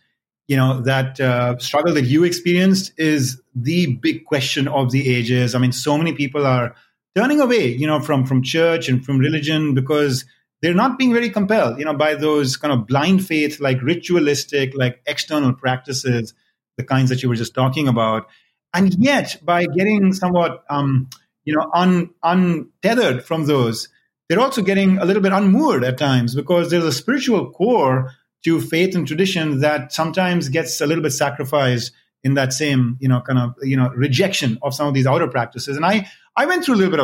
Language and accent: English; India; I was born and raised in India as part of the mainstream faith of Hinduism there